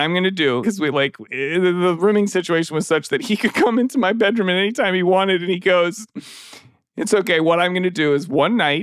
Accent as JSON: {"language": "English", "region": "Minnesota", "country": "United States", "said": "I'm from Minnesota. We're Minnesota."}